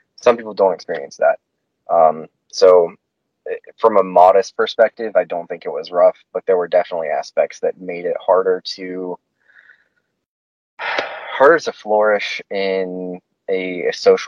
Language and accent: English; Haines City, Florida, United States; moved away as an adult; also born or lived in Winter Haven, Florida / Auburndale, Florida / Georgia; Was born in Winter Haven, grew up in Haines City, Auburndale